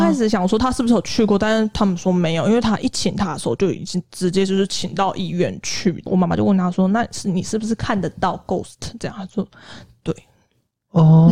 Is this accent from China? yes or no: no; Taiwan; moved away as an adult; also born or lived in South Korea; 我是台湾人